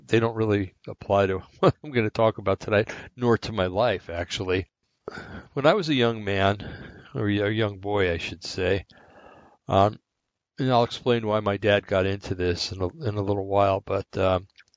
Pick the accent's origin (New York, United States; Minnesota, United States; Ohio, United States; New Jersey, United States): New Jersey, United States; Bergen County; also born or lived in Linn County, Oregon; now in Oregon, United States; we grew up in Bergen County, New Jersey